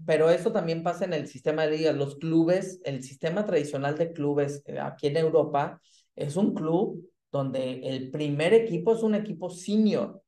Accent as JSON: {"language": "Spanish", "country": "Mexico", "moved": "yes", "lives_now": "Germany", "said": "como mexicano"}